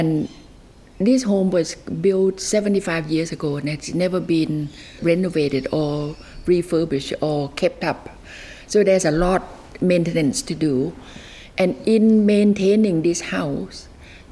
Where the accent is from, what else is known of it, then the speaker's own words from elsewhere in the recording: Nan, Thailand; also born or lived in Alaska; now in Castlemaine, Australia; I have really fallen in love with my hometown for the first time in my 70s